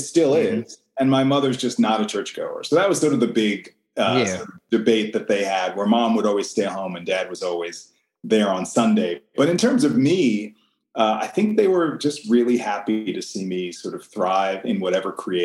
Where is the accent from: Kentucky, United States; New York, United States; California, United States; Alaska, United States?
New York, United States; Long Island; moved away as an adult; also born or lived in Brooklyn, New York / Baltimore; I'm originally from New York. I was born in Brooklyn, grew up on Long Island